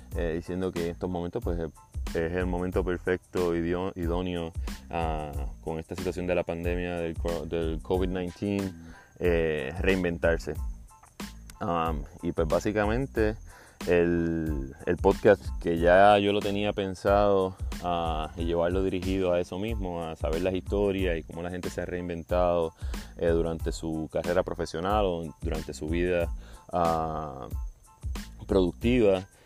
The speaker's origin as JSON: {"language": "Spanish", "town": "Juana Díaz", "country": "Puerto Rico", "moved": "as an adult", "lives_now": "South Florida, United States", "said": "puertorriqueño de Juana Díaz, ah, viviendo en el sur de la Florida. Eh, hace seis años me mudé de Puerto Rico."}